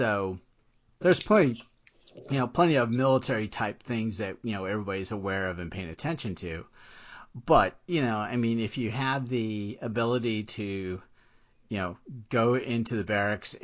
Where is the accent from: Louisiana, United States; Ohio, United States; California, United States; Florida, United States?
Florida, United States; moved away as an adult; also born or lived in Washington, D.C.; I grew up in Florida